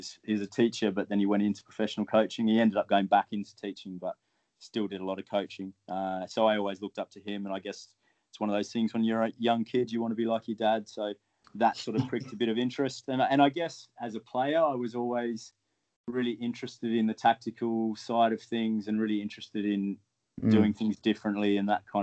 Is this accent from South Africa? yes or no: no; Australia; moved away as an adult; also born or lived in New Zealand / Ireland; now in United Kingdom; I grew up in Australia